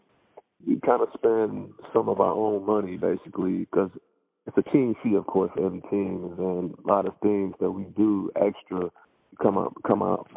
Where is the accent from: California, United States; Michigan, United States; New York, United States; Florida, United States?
Michigan, United States; Muskegon; now in Grand Rapids, United States; I'm from Muskegon, Michigan. I moved to Grand Rapids probably in 2002, maybe 2001.